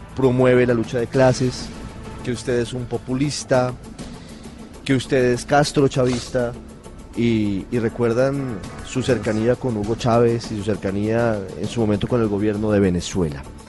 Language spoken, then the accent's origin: Spanish; Colombia